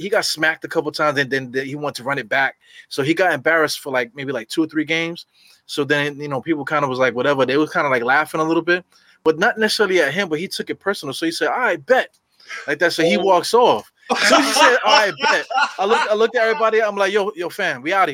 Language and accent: English; New York City, New York, United States; growing up in New York